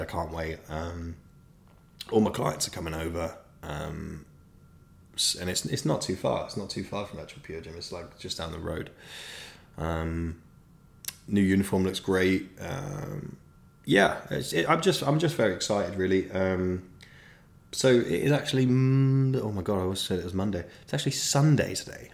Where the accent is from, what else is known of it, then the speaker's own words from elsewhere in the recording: South of England, United Kingdom; now in Manchester, United Kingdom; I'm from the South. But I would like to clarify, I'm now a northerner.